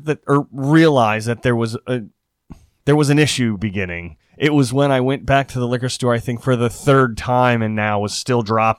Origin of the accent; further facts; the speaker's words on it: Eastern Shore, Maryland, United States; also born or lived in Iowa; I grew up on the Eastern Shore. So that's like water.